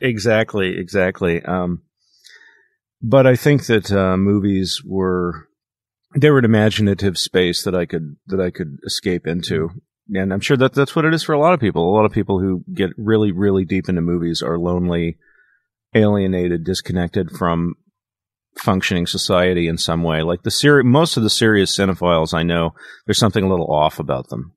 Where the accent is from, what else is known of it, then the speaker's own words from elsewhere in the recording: Kansas City, Missouri, United States; moved away; also born or lived in Dallas, Texas; I moved from Dallas to Kansas City, and I lived with my maternal grandparents for five years.